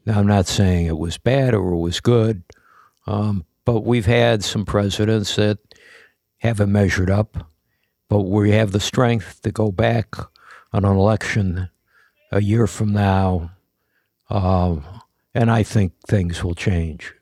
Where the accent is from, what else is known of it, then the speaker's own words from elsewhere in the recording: United States; I'm an American.